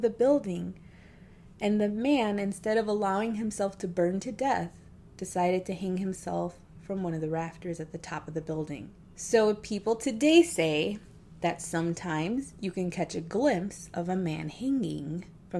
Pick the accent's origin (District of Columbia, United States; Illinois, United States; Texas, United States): Illinois, United States; Chicago; I'm from the Chicagoland area. I live in the suburbs of Chicago